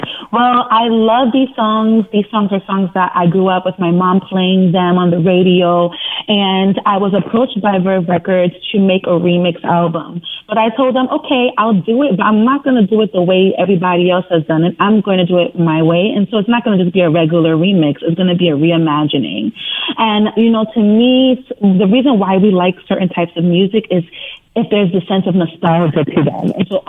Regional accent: Brooklyn, New York, United States; And it truly is an honor, especially being born and raised in Brooklyn, New York.

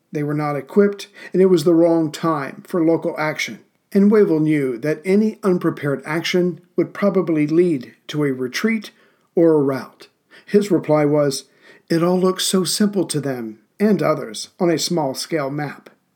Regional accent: South Carolina, United States; now in Central Virginia, United States; I'm from South Carolina, too

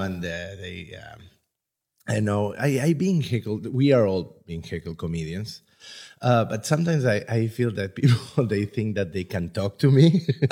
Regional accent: Buenos Aires, Argentina; now in Budapest, Hungary; I am from Argentina

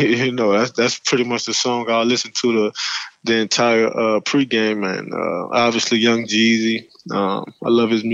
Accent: New Orleans, Louisiana, United States; growing up in New Orleans

